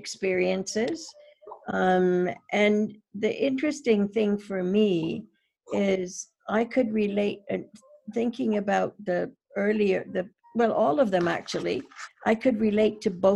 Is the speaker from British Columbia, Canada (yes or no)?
yes; Prince George, British Columbia, Canada; I grew up in South Fort George many, many, many years ago